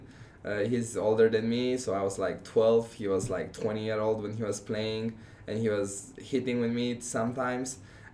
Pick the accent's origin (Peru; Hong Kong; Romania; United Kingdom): Romania; first language Romanian; English is a second language; also born or lived in Texas; now in Omaha, United States; I came here knowing just Romanian.